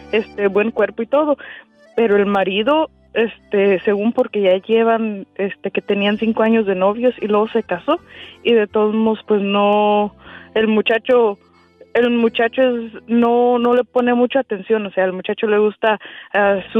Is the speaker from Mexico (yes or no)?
yes; Santa Ana Maya, Michoacán, Mexico; Ah, soy de, este, por Santana Maya.